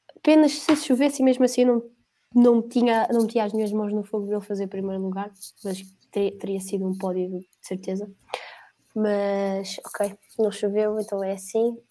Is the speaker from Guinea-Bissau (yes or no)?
no; Portugal; eu, como português